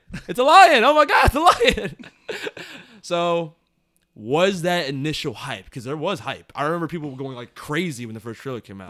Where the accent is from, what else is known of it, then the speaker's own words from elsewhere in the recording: United States; we as Americans